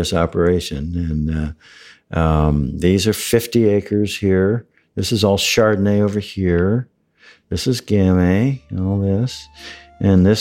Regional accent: Flint, Michigan, United States; moved away as an adult; also born or lived in Manhattan Beach, California / Mountain View, California / Chicago; I was born in Flint, Michigan

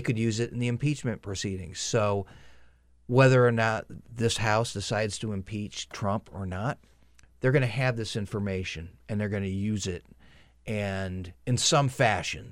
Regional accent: upstate New York, United States; upstate New York

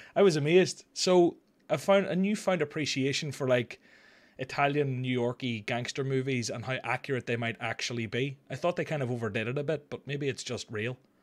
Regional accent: Ireland

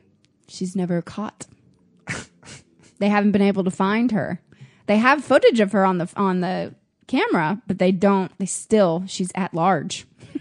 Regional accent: Jensen Beach, Florida, United States; born or raised there

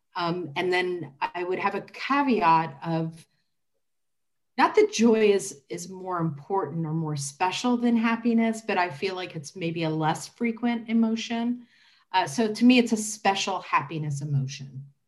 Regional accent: Indianapolis, Indiana, United States; I am a lifelong resident of Indianapolis. I grew up in Marion County

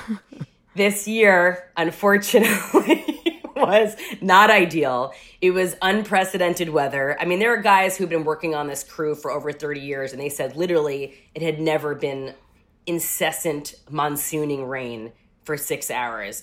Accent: Rockland County, New York, United States; moved away as an adult; also born or lived in Manhattan, New York; now in Los Angeles, United States; I grew up in Rockland County, New York.

